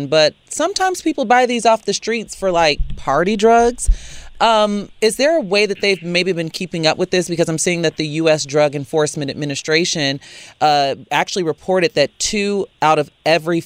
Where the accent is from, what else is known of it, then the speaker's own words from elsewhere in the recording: Chicago, Illinois, United States; growing up in Chicago